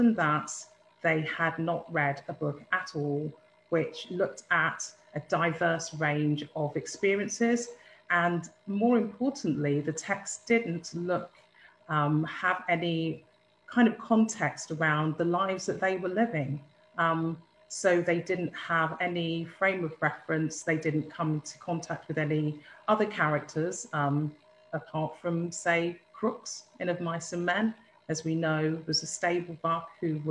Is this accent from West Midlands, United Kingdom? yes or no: yes; Birmingham, West Midlands, United Kingdom; I'm from Birmingham